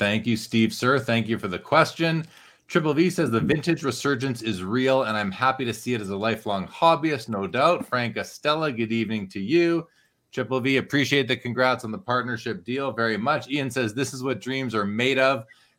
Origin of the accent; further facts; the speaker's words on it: Winnipeg, Manitoba, Canada; I grew up in Winnipeg